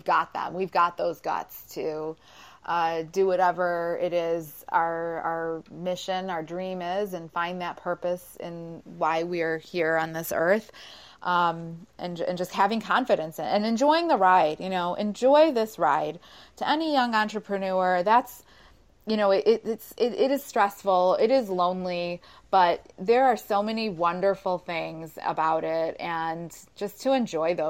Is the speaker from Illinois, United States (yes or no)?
yes; Chicago, Illinois, United States; I'm from Chicago